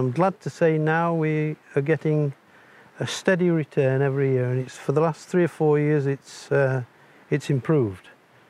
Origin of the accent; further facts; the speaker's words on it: Barnard Castle, North East England, United Kingdom; I'm from England, the north of England, a little place called Barnard Castle.